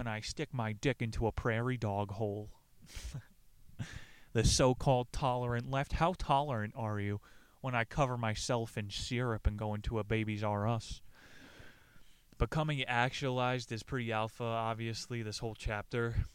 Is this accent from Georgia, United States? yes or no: no; New Jersey, United States; I'm from New Jersey